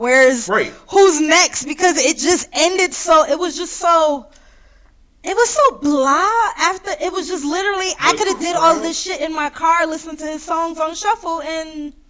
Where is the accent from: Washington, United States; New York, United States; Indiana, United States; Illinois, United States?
New York, United States; I'm from New York